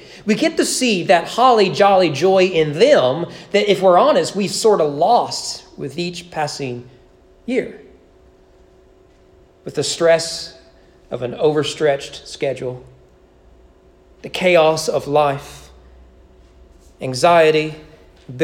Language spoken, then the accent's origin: English; United States; As American evangelicals